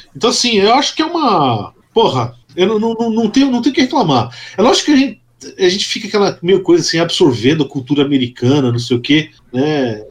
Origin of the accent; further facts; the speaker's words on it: São Paulo, Brazil; eu, eu sou paulistano de nascença